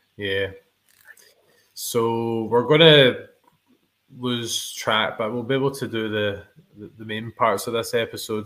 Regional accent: Scotland, United Kingdom; we are two Scottish YouTubers

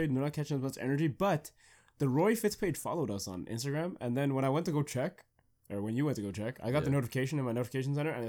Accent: Canada; we're Canadian.

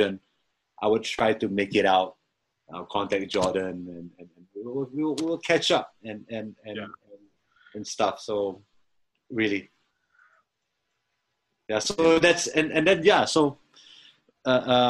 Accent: Singapore; I'm a drummer from Singapore

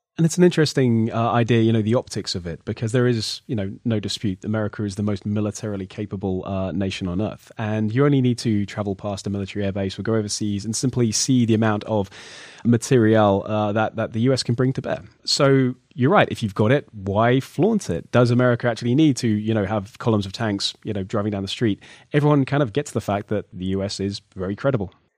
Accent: United Kingdom; I'm British

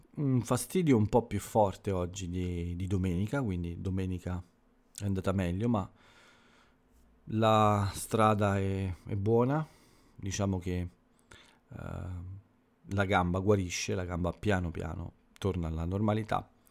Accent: Italy

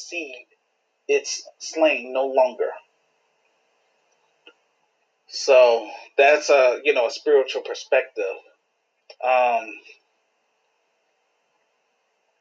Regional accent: Chicago, Illinois, United States; my home city, Chicago

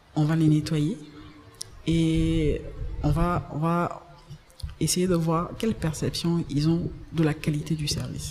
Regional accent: Abidjan, Côte d’Ivoire; Je viens d'Abidjan, plus précisément d'Abobo

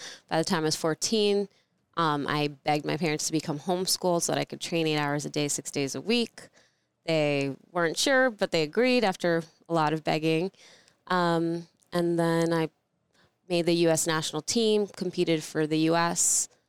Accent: New York City, New York, United States; also born or lived in Soviet Union; And we were Jewish refugees, so we like ran away from the Soviet Union. Landed in Brooklyn, New York. That's where I grew up. I was Russian

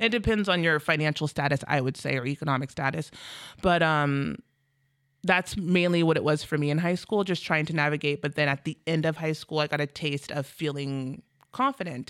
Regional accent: Federal Way, Washington, United States; also born or lived in Bremerton, Washington; moved up to Federal Way when I was five

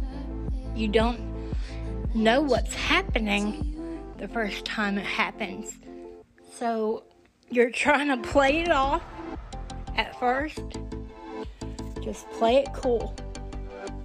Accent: Tuscaloosa, Alabama, United States; My hometown was just really starting to be filled with people all over on methadone, you know? In Tuscaloosa, Alabama

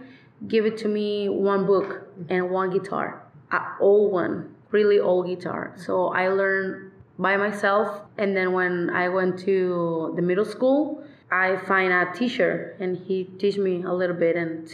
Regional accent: San Felipe, Baja California, Mexico; English is a second language; also born or lived in Mexicali; I'm from San Felipe. I born in Mexicali, actually, but right away, San Felipe again. Mm-hmm. So I spent all my life here.

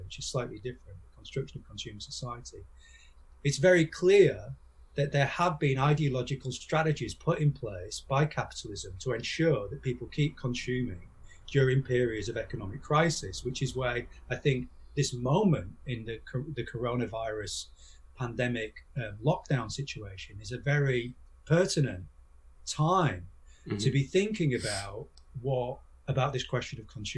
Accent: York, Yorkshire and the Humber, United Kingdom; my hometown of York

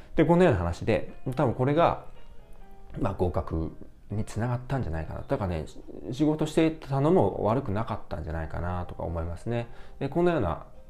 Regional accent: Yokohama, Kanagawa, Japan; accent: Yokohama dialect (Hamakko speech), now standard Japanese; moved away as an adult; now in United Kingdom; 私は、えっと、横浜で生まれて育ってるので、まあ、いわゆる横浜弁というかね、えー、浜、 浜っ子の喋り方を確かに、あの、ちっちゃい頃はしてたなという気がしますね

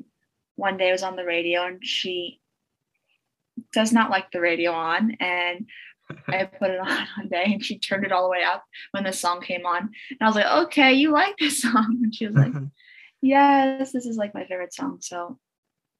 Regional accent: Long Island, New York, United States; I'm from Long Island, New

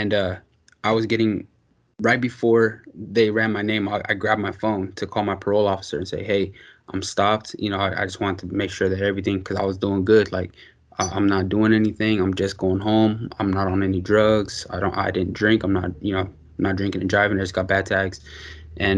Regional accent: Pittsburgh, Pennsylvania, United States; I'm from Pittsburgh

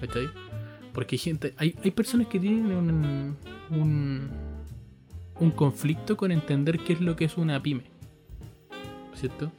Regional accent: Chile; nosotros como chilenos somos una raza penca

